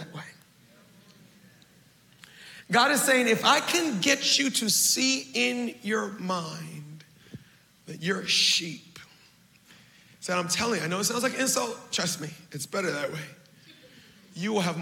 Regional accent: Baltimore, Maryland, United States; I'm from Baltimore. We know how to hustle. 13, I'm doing odds and ends. 14, I start cutting grass

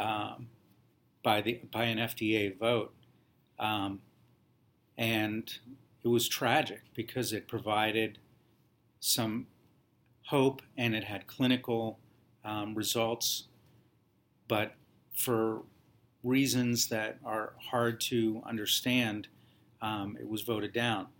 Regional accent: Columbus, Ohio, United States; moved away as an adult; now in New Jersey, United States; when you're from Ohio

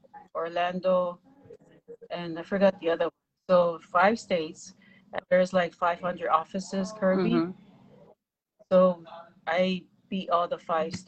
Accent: Samoa; You're from Samoa and I'm also from Samoa.

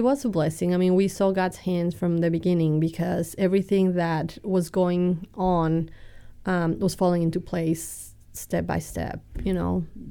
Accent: Mexico City, Mexico; accent: Texan and British and Mexican; also born or lived in Texas; now in United States; I'm orig-, originally from Mexico City. I grew up, uh, going to a bilingual school down there

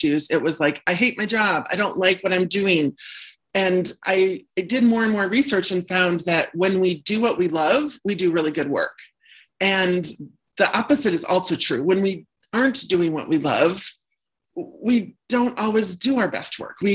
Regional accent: Illinois, United States; also born or lived in Wisconsin; now in Minneapolis, United States; I was um, born and raised in the Midwest. Started out in Illinois, then moved to Wisconsin for high school and college. Then, shortly after college, moved to Minneapolis.

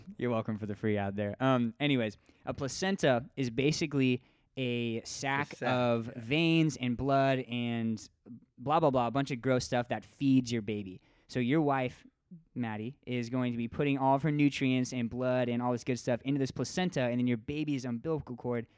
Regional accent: Hawaii, United States; I was born in Hawaii.

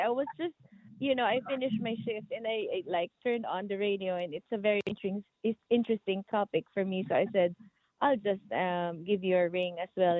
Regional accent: Philippines

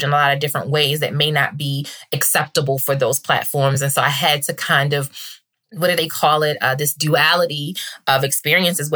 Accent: Baltimore, Maryland, United States; growing up in Baltimore

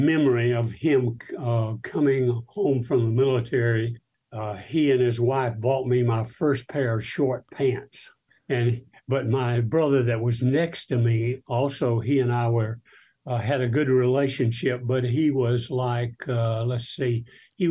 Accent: South Alabama, United States; I grew up in South Alabama

